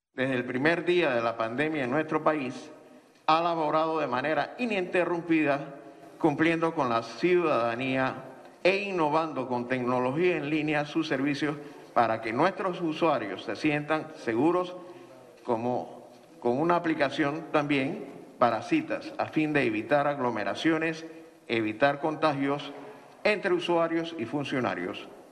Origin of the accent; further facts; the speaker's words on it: Panama; nosotros acá como panameños